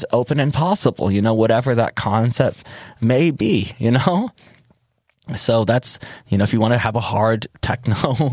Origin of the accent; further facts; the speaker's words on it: Detroit, Michigan, United States; moved away as an adult; also born or lived in Berlin; now in Ibiza, Spain; I'm from Detroit